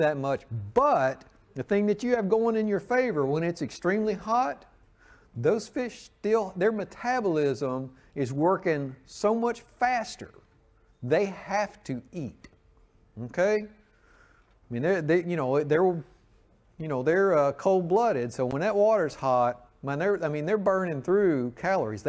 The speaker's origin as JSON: {"language": "English", "region": "the South", "country": "United States", "tie": "born or raised there", "said": "Growing up in the South"}